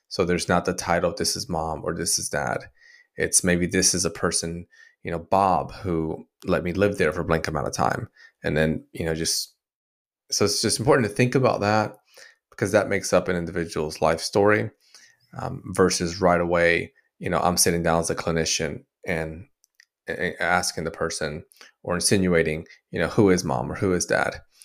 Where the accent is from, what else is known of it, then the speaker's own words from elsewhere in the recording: Dominican Republic; I was born in Dominican Republic as a, um, Latino